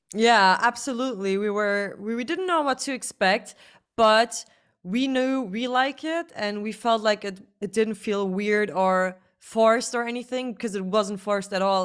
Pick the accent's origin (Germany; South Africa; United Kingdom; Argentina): Germany; first language German; English is a second language